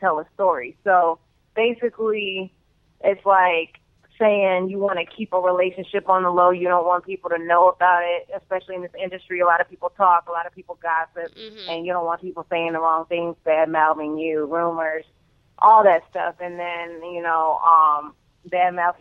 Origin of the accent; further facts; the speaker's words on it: Evanston, Illinois, United States; also born or lived in Chicago, Illinois; I grew up there for, like, 3, 4, 5 years, and then I moved to Evanston